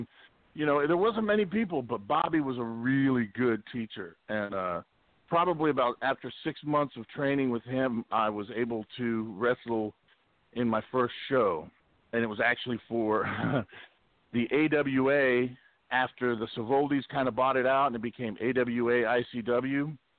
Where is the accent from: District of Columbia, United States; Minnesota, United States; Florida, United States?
Florida, United States; Miami; also born or lived in California; Yeah, I grew up in Miami, Florida. I mean, I was born in California, but I grew up the majority of my life, I grew up in Miami, Florida.